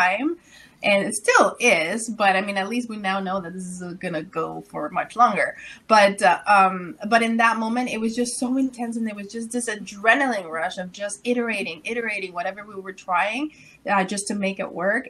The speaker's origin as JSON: {"language": "English", "country": "Mexico", "moved": "as an adult", "lives_now": "Ottawa, Canada", "said": "Well, I'm originally from Mexico. So I came to Canada when I was 18 years old in a U-Haul truck."}